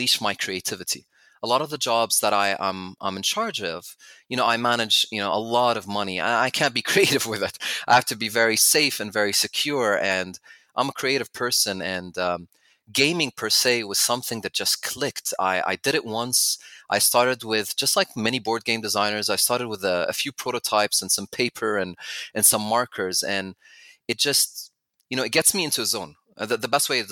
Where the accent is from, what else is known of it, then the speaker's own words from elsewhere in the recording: Abu Dhabi, United Arab Emirates; also born or lived in United States / Canada / Jordan / Oxford, United Kingdom; I'm from Abu Dhabi originally, which is about an hour away from Dubai